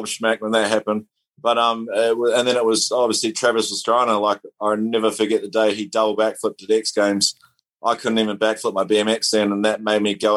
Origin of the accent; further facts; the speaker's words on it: New Zealand; now in Tauranga, New Zealand; My hometown